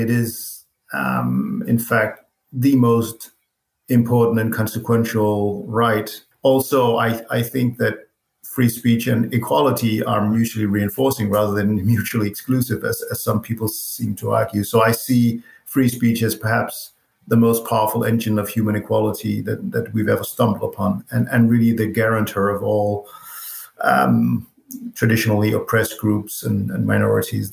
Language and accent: English; Copenhagen, Capital Region of Denmark, Denmark; I live and was born and raised in Copenhagen, Denmark